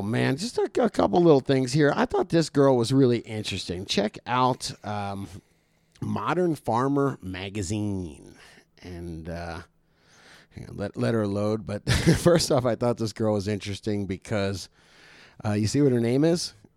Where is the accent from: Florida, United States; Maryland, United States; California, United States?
Florida, United States; South; moved away; I was from South Florida